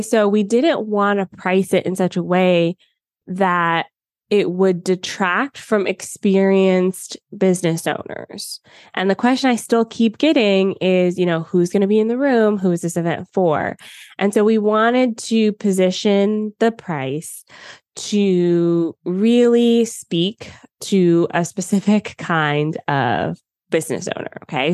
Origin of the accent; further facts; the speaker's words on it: United States; moved away as an adult; now in Canada; I was born and spent most of my life in the U S